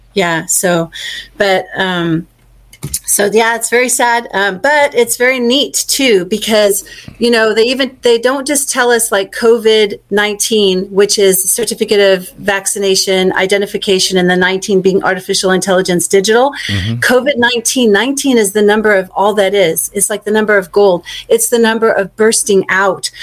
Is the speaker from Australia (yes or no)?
yes; Victoria, Australia; also born or lived in Bendigo, Australia; now in United States; I was born in Australia in Victoria